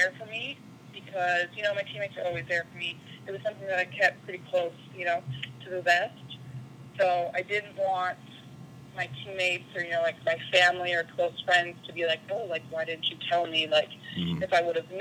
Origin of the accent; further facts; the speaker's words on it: Winnipeg, Manitoba, Canada; moved away as an adult; also born or lived in Utah; I'm from Winnipeg, Manitoba, in Canada